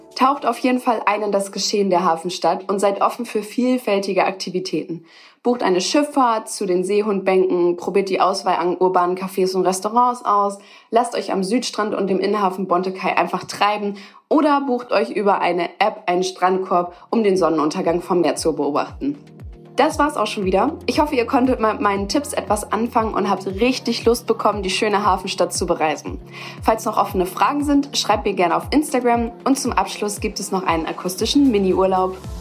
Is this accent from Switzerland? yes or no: no; Wilhelmshaven, Lower Saxony, Germany; born or raised there